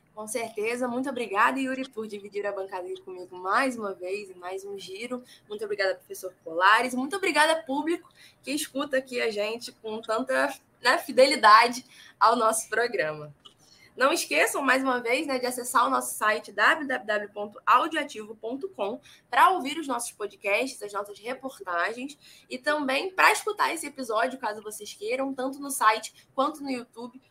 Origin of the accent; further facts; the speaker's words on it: Niterói, Rio de Janeiro, Brazil; eu sou de Niterói